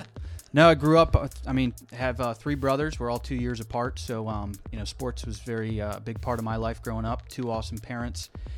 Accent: Buffalo, New York, United States; moved away as an adult; now in Ohio, United States; I grew up outside of Buffalo, New York.

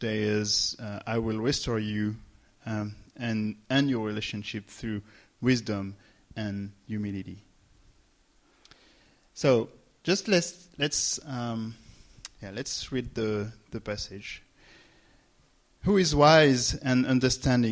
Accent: France; English is a second language; moved away; I'm from France, for those who don't know me. And so you may hear mistakes and accent

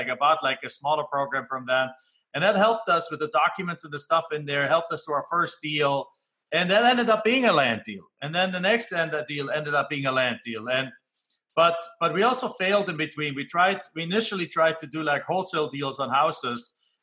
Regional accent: Germany; English is a second language; moved away as an adult; now in United States; when I come home back to Germany

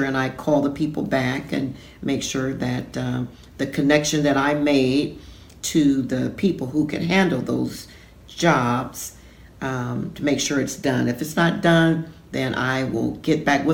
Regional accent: Akron, Ohio, United States; moved away as an adult; also born or lived in Scioto County, Ohio; now in Portsmouth, United States; I am from Akron, Ohio

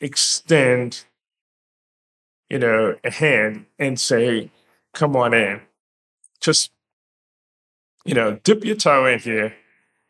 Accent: New York, United States; being a resident, born and raised in New York

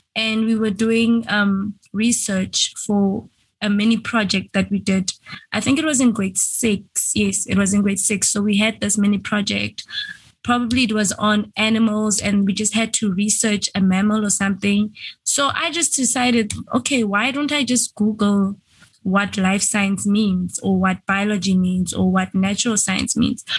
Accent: Venda, Limpopo, South Africa; I am a South African. I was born in South Africa, Limpopo, in a place called Venda.

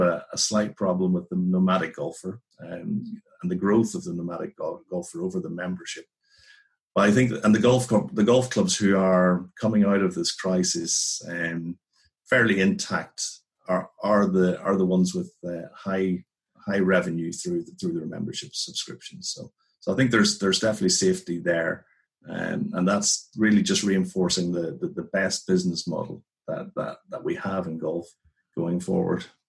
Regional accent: Northern Ireland, United Kingdom; moved away as an adult; also born or lived in England; growing up in Northern Ireland in the 80s

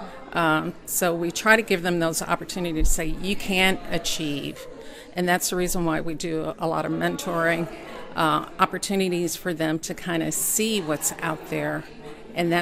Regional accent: Chicago, Illinois, United States; now in Kentucky, United States; I actually was born and raised in Chicago

